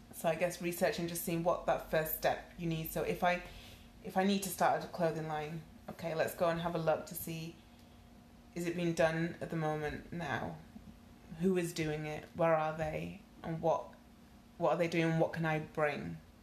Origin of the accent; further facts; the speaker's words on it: Nigeria; moved away; also born or lived in United Kingdom; I am Nigerian